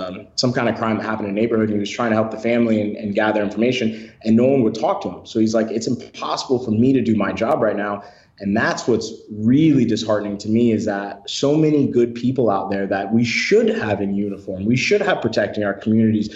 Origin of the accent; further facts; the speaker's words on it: Detroit, Michigan, United States; moved away; I was born and raised in Detroit, Michigan, very rough area.